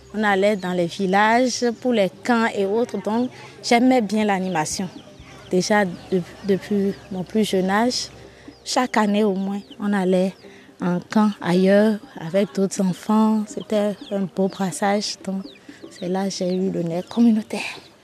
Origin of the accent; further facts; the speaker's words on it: Bohicon, Zou, Benin; j'ai grandi à Boycon, à côté. Une partie de mon enfance à Boycon. Donc je suis locuteur fond, je parle bien fond